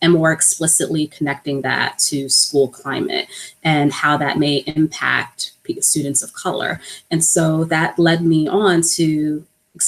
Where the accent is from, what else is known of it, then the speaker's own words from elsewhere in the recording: New York City, New York, United States; I was born and raised in New York, but my family is originally from the Virgin Islands. So I'm a first generation American, and I grew up in a predominantly Black part of New York, Harlem